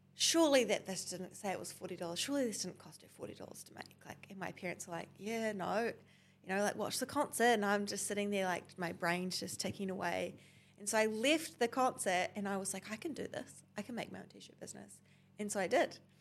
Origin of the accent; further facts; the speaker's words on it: Tauranga, Bay of Plenty, New Zealand; I grew up in Tauranga